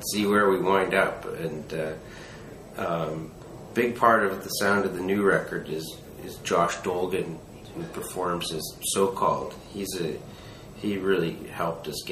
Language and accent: English; Vancouver, British Columbia, Canada; I'm from Vancouver. It's my hometown